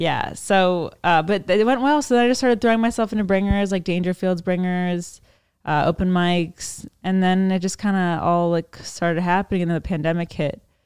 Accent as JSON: {"language": "English", "town": "Annapolis", "region": "Maryland", "country": "United States", "said": "I'm from Maryland"}